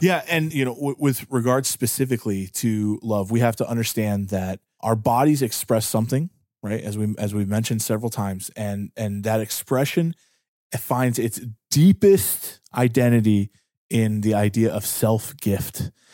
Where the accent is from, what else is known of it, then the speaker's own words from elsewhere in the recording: Pittsburgh, Pennsylvania, United States; I'm from Pittsburgh